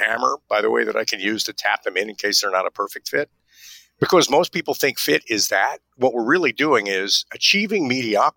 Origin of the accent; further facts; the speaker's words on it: New York, United States; also born or lived in Nashville / Hartford; I'm a New Yorker.